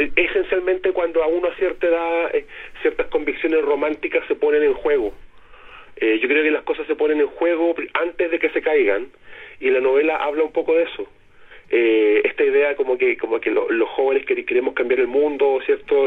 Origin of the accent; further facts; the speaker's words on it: Antofagasta, Chile; now in Santiago, Chile; yo soy nortino, yo soy antofagastino